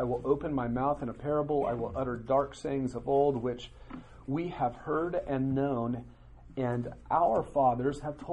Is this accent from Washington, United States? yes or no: no; western Nebraska, United States; the church that I went to in my hometown in western Nebraska had 35 people in it